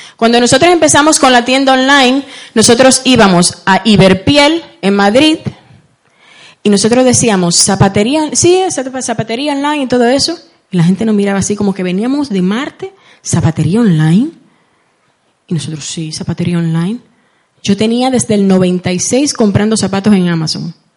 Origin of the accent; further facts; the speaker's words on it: Santo Domingo, Distrito Nacional, Dominican Republic; now in Spain; Yo nací en, República Dominicana, para los que me estaban preguntando anteriormente. Eh, Nací en Santo Domingo, la capital